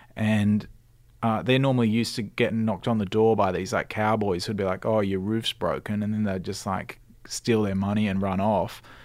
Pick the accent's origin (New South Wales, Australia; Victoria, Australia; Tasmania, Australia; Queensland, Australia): New South Wales, Australia; Cronulla; also born or lived in London; I grew up in sunny Cronulla. I still live there too.